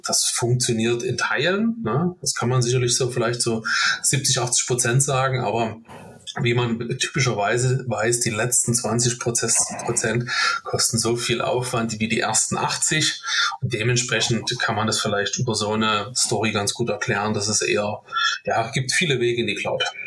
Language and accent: German; Dresden, Saxony, Germany; gebürtiger Dresdner